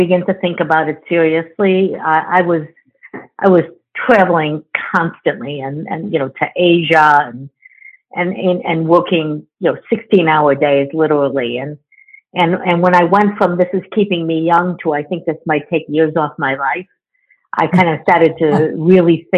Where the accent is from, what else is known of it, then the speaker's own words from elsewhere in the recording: Chicago, Illinois, United States; moved away as an adult; now in California, United States; I was born and raised in Chicago.